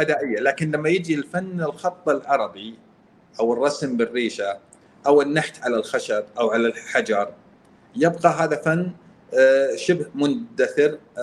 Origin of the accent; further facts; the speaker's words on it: Al-Qassim, Saudi Arabia; انا قصيمي